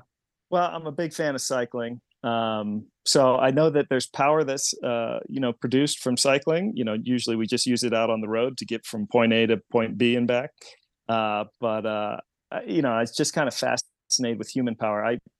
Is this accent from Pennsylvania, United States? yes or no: yes; Pennsylvania, United States; Yeah, I grew up near Lake Erie, and now I live near Harrisburg